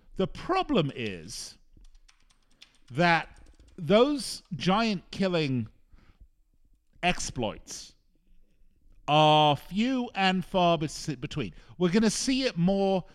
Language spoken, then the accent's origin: English; Las Vegas, Nevada, United States; here in my hometown of Las Vegas